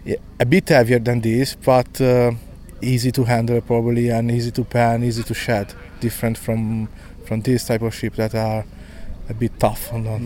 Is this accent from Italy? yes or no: yes; Italy; Yeah, I come from Italy.